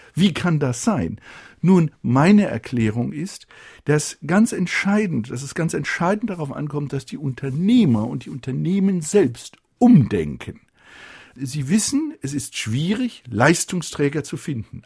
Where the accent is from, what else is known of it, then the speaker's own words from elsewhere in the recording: Germany; wir ähm, sind in der Verantwortung als Deutsche.